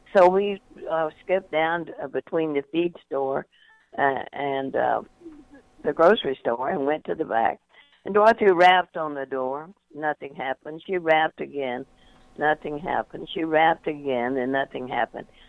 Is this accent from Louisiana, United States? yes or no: yes; North Louisiana, United States; I grew up in North Louisiana uh, during uh, the Depression